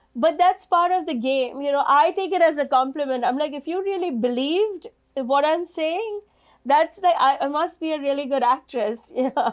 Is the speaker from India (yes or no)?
yes; India; moved away as an adult; now in New York, United States; I'm an Indian woman living in New York for, you know, 25 years